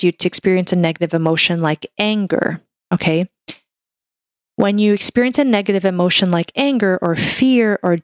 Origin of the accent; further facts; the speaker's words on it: Canada; I'm a Canadian medical doctor